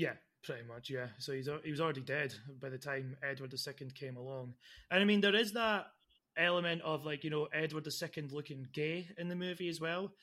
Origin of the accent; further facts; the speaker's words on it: Dundee, Scotland, United Kingdom; my hometown of Dundee